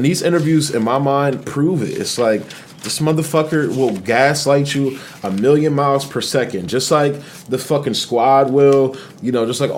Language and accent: English; Delaware, United States; I'm somebody from Delaware